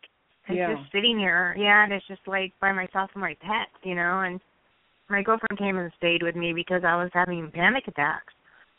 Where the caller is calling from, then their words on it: Hawaii, United States; I'm calling from Hawaii.